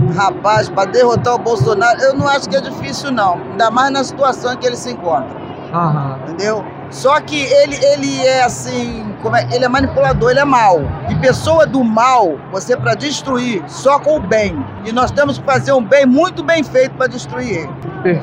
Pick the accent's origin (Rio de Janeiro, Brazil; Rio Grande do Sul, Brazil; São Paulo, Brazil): Rio de Janeiro, Brazil; Eu nasci no Andaraí, hoje eu moro na Abolição